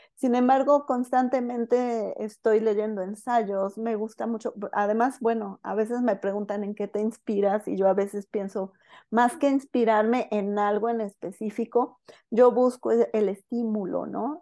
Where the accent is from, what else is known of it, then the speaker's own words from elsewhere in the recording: Guadalajara, Jalisco, Mexico; yo nací en Guadalajara, este, y bueno, aunque, aunque nací aquí en Guadalajara